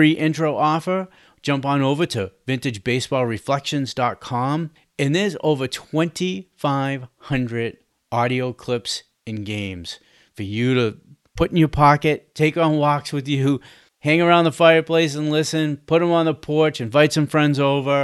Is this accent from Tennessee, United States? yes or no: no; Boston, Massachusetts, United States; I am from Boston